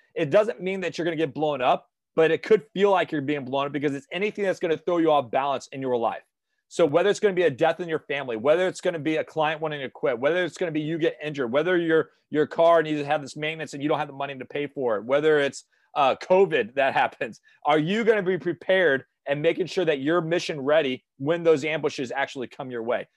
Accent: St. Louis, Missouri, United States; moved away as an adult; I went back to my hometown in Saint Louis.

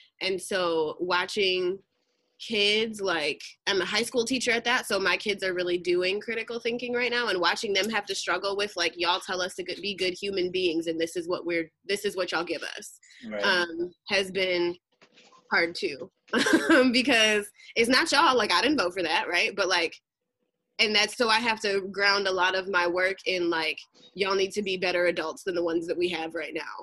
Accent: Southwest Michigan, United States; now in California, United States; Originally from Southwest Michigan, so not Detroit

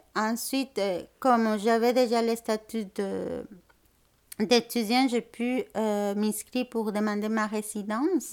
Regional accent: Mexico City, Mexico; French is a second language; moved away as an adult; also born or lived in Puebla, Mexico; now in Montreal, Canada; je viens de la ville du Mexique, à Mexico, en fait. Je suis née là-bas, puis aussi j'ai déménagé à la ville de Puebla

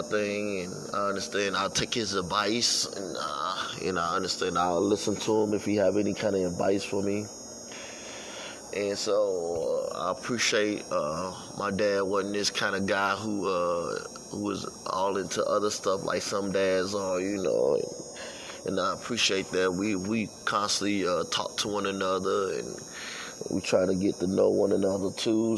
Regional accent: St. Louis, Missouri, United States; I was raised up in St. Louis

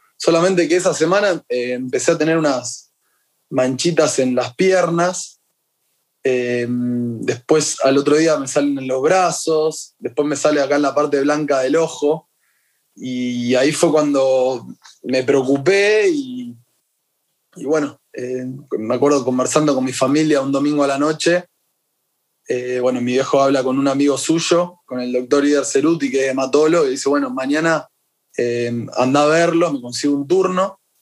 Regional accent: Rosario, Santa Fe, Argentina; Yo soy acá de Rosario

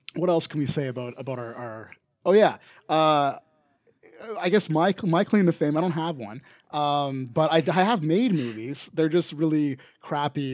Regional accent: Canada; accent: Canadian; not every Canadian says A as much as

